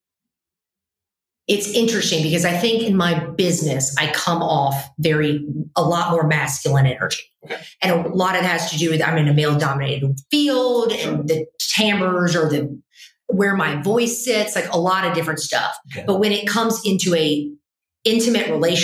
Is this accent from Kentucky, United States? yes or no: no; Chattanooga, Tennessee, United States; moved away as an adult; also born or lived in the North (US); born and raised in Chattanooga